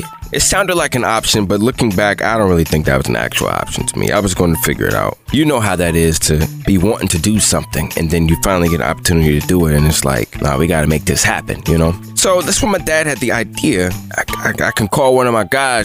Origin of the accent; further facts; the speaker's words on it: Bowie, Maryland, United States; I'm from Bowie.